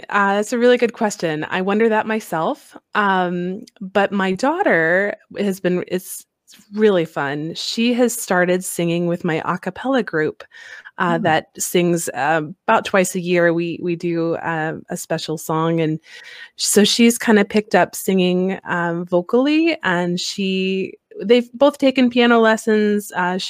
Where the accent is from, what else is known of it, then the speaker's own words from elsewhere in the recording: Colorado, United States; now in Alaska, United States; I'm from Colorado before Alaska, where the sun shines like 360 days of the year.